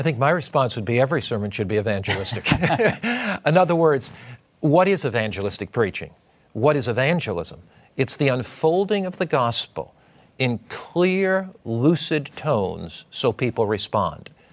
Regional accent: United States; I was brought up on the Atlantic Ocean in Long Island Sound

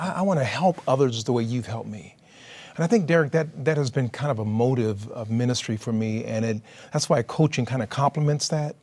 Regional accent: California, United States; I'm from California

